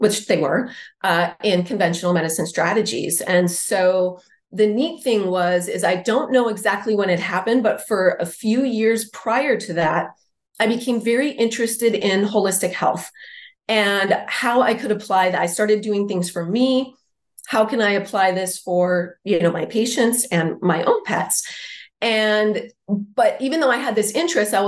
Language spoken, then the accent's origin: English; Wisconsin, United States; moved away as an adult; now in San Diego, United States; I'm from Wisconsin originally, but I've been in San Diego for more than 20 years